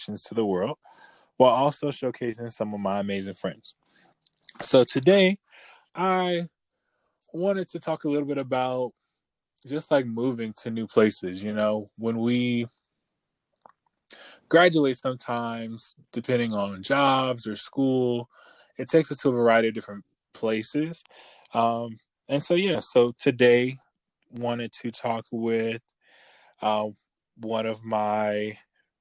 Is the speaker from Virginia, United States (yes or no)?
yes; Virginia, United States; I'm from Virginia